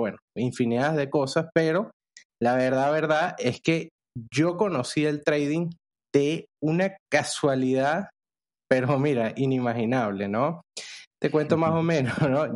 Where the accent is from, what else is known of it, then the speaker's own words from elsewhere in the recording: Venezuela; moved away as an adult; now in Panama; yo soy venezolano